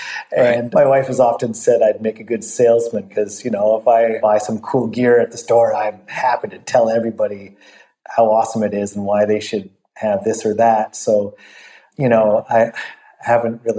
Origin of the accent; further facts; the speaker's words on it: Vancouver, British Columbia, Canada; moved away; my hometown